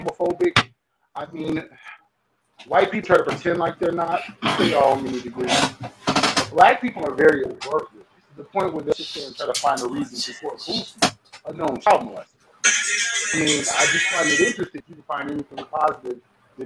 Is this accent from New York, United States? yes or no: yes; New York, United States; also born or lived in Detroit; now in Arizona, United States; I really grew up in the Northeast